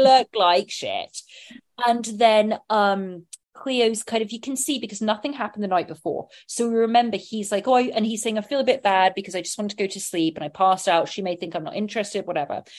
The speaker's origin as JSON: {"language": "English", "town": "Sonning Common", "region": "South East England", "country": "United Kingdom", "tie": "born or raised there", "said": "my growing up, my church where I had my first uh, communion, my bap- baptism, my first communion, my confirmation, was all in St. Michael's Church in Sonning Common, Oxfordshire, England"}